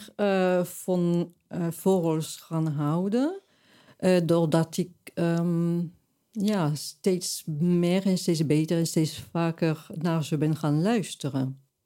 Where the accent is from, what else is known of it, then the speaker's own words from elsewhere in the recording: Toulouse, Occitania, France; now in Amsterdam, Netherlands; ik ben geboren in Frankrijk, Zuidwest-Frankrijk, Toulouse